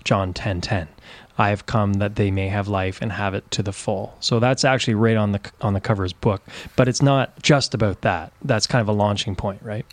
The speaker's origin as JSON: {"language": "English", "region": "Ontario", "country": "Canada", "tie": "born or raised there", "moved": "yes", "lives_now": "East Coast, Canada", "said": "I'm from Canada, born and raised in Ontario, but now I'm in the East Coast."}